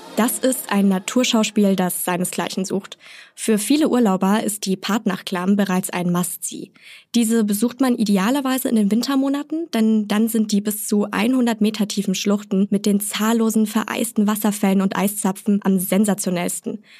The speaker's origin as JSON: {"language": "German", "town": "Garmisch-Partenkirchen", "region": "Bavaria", "country": "Germany", "tie": "born or raised there", "said": "Meine Heimat, Garmisch-Partenkirchen"}